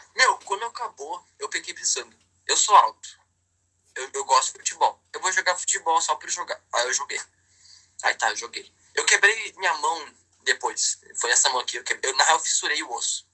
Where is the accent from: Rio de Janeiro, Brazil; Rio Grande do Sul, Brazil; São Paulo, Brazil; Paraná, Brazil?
Rio Grande do Sul, Brazil; Porto Alegre; Eu sou de Porto Alegre.